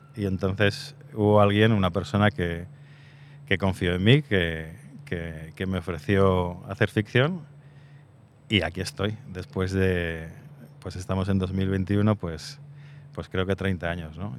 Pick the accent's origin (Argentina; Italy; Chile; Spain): Spain; Zaragoza, Aragon; Soy de Zaragoza